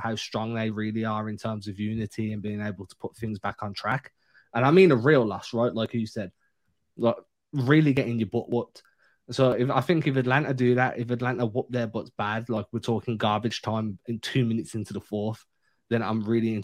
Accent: England, United Kingdom; as an English guy covering the Celtics

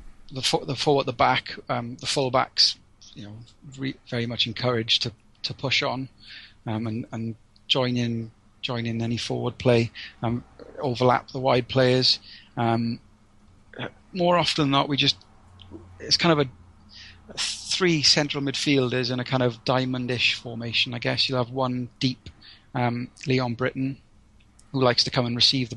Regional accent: Wales, United Kingdom; as a Welshman

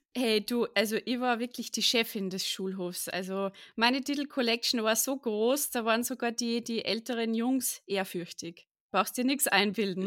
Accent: Austria; ich komme auch aus Österreich.

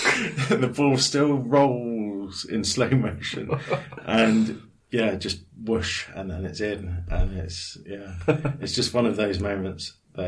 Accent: Havant, South East England, United Kingdom; I grew up in Havant

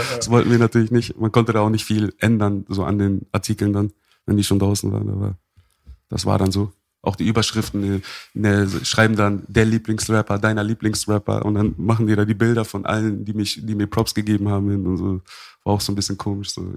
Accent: Hamburg, Germany; born or raised there

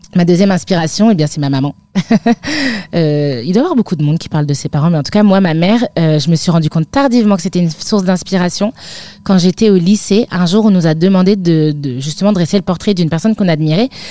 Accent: Lille metropolitan area, Hauts-de-France, France; j'ai grandi dans le nord de la France, en métropole lilloise, vraiment 20 km euh, de l'île, à la frontière belge

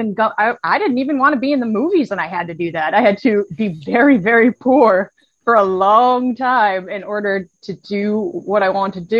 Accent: Massachusetts, United States; I'm 37 years old. I am from Massachusetts in the United States

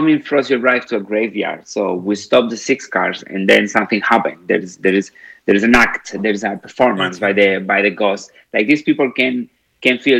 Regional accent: Madrid, Community of Madrid, Spain; moved away; I'm originally from Spain, from Madrid.

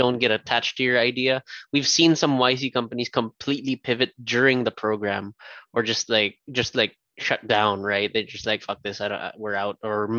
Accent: Canada; That was us being Canadian, by the way.

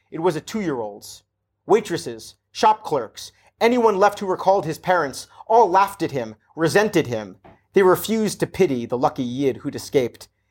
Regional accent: New Jersey, United States; I grew up in New Jersey

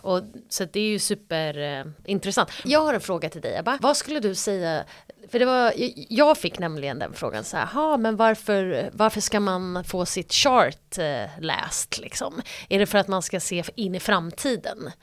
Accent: Stockholm, Stockholm County, Sweden; now in Zürich, Switzerland; vara hemma i Stockholm

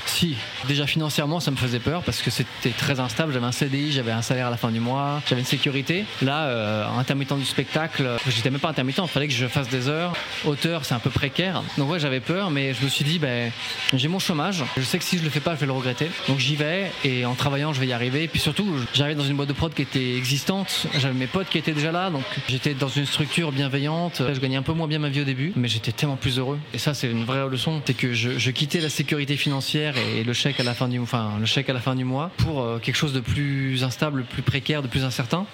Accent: France; also born or lived in Paris; je suis un bon français

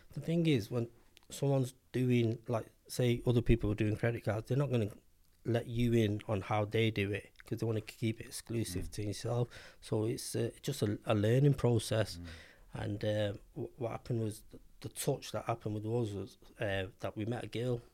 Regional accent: Manchester, North West England, United Kingdom; I'm from Manchester. I grew up in Cheetah Mill.

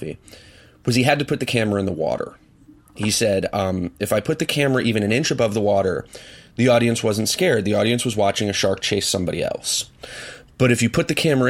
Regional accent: Swarthmore, Pennsylvania, United States; I grew up in Swarthmore, which is a wonderful town full of wonderful people

